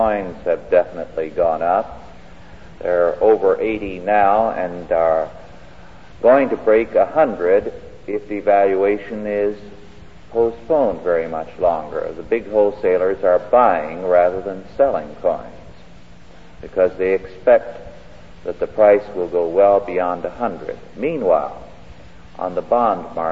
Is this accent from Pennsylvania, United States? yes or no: no; California, United States; I grew up here in California